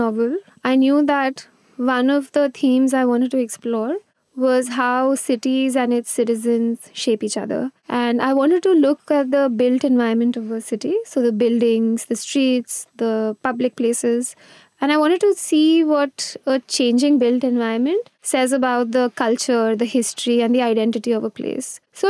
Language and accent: English; Gujarat, India; also born or lived in Mumbai; I was born in Bombay, but I grew up in Gujarat, which is funny considering that I've written a Bombay novel now. I moved every 2 or 3 years.